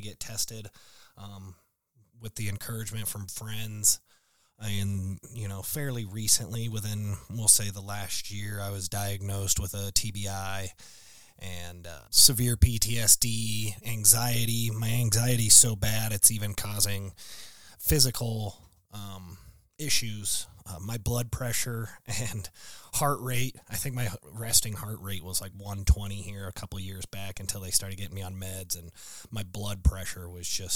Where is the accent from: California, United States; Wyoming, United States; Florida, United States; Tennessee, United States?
Wyoming, United States; Casper; moved away as an adult; I born and raised in Casper, Wyoming